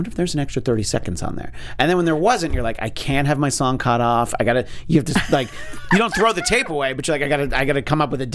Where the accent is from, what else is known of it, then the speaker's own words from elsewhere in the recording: Orange County, New York, United States; I'm from Orange County, New York